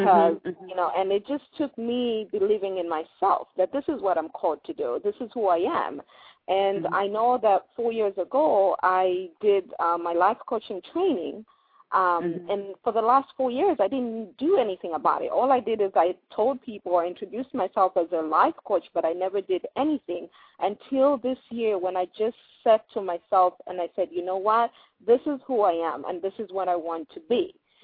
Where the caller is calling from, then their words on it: Columbus, Ohio, United States; Columbus, Ohio.